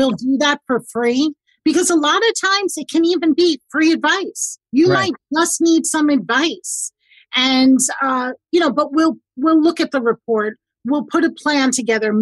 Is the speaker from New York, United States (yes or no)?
yes; New York, United States; I'm a New Yorker